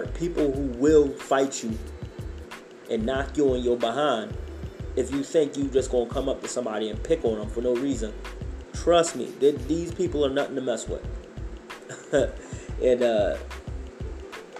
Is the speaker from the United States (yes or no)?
yes; Philadelphia, Pennsylvania, United States; moved away as an adult; now in Idaho, United States; I grew up in the ghetto of North Philadelphia. I grew up in Hunter Park Avenue